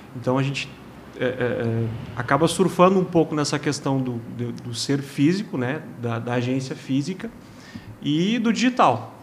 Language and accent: Portuguese; Rio Grande do Sul, Brazil; moved away as an adult; now in Juiz de Fora, Brazil; Sou gaúcho, né? mas já fazem aí mais de dois anos que estou em solo mineiro